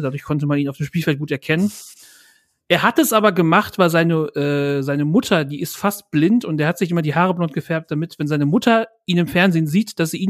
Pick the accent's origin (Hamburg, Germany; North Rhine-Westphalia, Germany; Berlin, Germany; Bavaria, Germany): North Rhine-Westphalia, Germany; Bielefeld; ich bin in Bielefeld geboren, ich komme aus Bielefeld